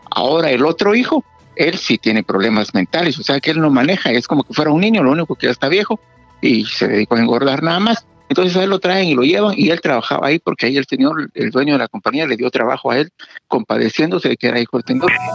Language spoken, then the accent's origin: Spanish; Guatemala; now in United States; nosotros crecimos en Guatemala